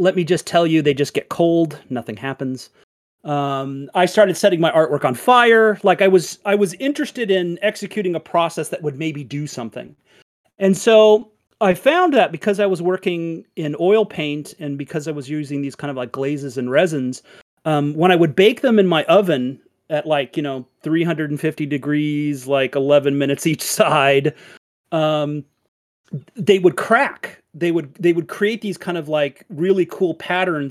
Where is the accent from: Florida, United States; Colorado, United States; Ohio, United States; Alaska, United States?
Colorado, United States; Littleton; also born or lived in San Diego, California; I was born in San Diego, California. My parents moved to Colorado when I was like maybe 4 or 6 years old. I actually lived in Littleton, Colorado, and I actually went to Columbine High School